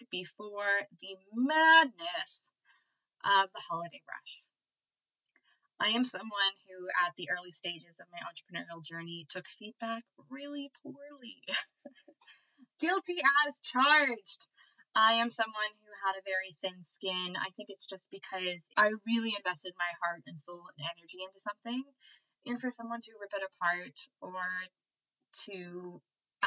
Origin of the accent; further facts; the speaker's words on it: United States; I am American